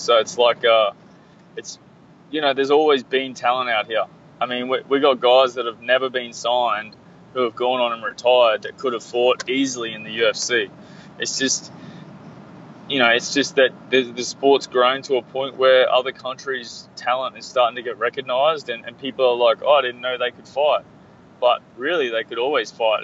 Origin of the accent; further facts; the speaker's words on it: Australia; I'm from Australia